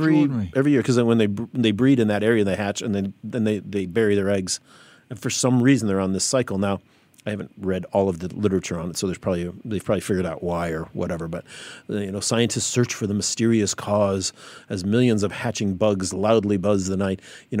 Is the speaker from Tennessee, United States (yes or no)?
no; Chicago, Illinois, United States; There was a similar thing that happened when I was growing up in the Chicago area in the U.S., and that was the 17-year locust.